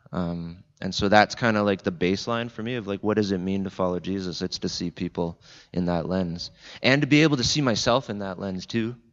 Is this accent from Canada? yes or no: yes; Jordan Station, Ontario, Canada; I'm from Niagara, the Niagara region, Southern Ontario.